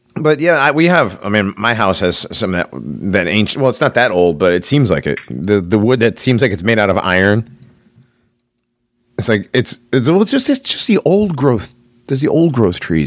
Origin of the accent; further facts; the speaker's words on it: Hartford, Connecticut, United States; I'm from Hartford originally